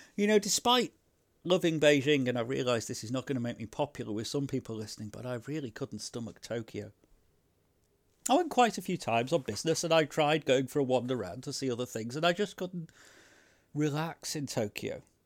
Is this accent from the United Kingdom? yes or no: yes; United Kingdom; now in London, United Kingdom; being British